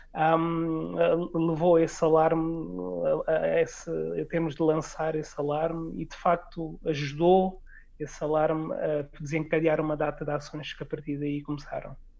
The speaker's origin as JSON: {"language": "Portuguese", "country": "Guinea-Bissau", "said": "como guineense uh, e membro da, da, sociedade guineense"}